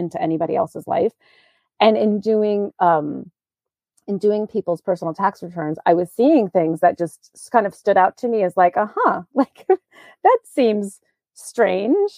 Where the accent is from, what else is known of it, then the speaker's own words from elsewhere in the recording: New York, United States; moved away as an adult; also born or lived in Virginia; now in Maine, United States; I grew up in New York and I went to college in Virginia